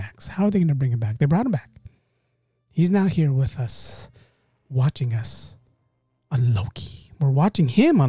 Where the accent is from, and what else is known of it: Philippines